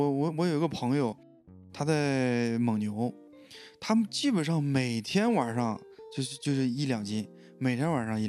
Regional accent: Shandong, China; now in Beijing, China; 我说我是山东的啊

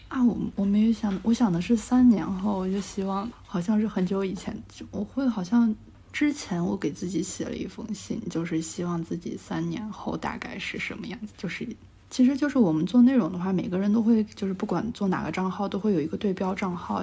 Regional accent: Shaanxi, China; moved away as an adult; also born or lived in Xi'an; now in Shanghai, China; 我家在陕西那边，就是因为我从，就是我是第一份工作，我是在西安的，然后我从西安裸辞来到了上海

